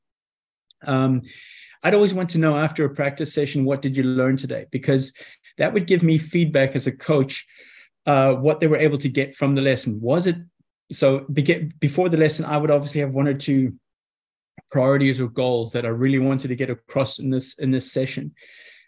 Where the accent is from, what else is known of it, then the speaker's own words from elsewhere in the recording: South Africa; growing up in South Africa